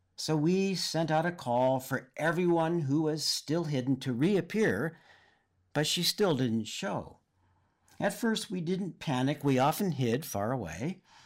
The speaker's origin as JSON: {"language": "English", "town": "Oxnard", "region": "California", "country": "United States", "tie": "born or raised there", "said": "I grew up in Oxnard, in Ventura County, north of L A proper"}